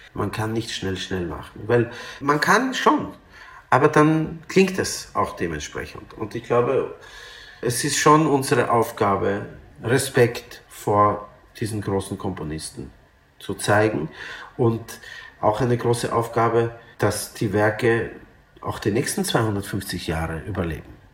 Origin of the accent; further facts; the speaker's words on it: Vienna, Austria; also born or lived in Lithuania; aber Wien ist mein Zuhause. Natürlich fühle ich mich wahrscheinlich mehr als Wiener